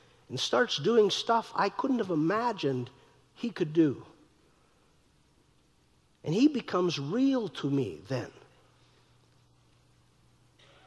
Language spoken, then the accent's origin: English; North Dakota, United States; I'm from North Dakota